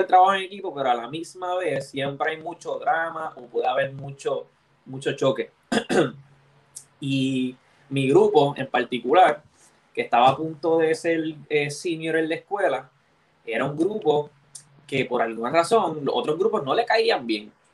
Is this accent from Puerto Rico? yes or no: yes; Levittown, Puerto Rico; also born or lived in Santurce / Río Piedras / Bayamón; yo soy de Levittown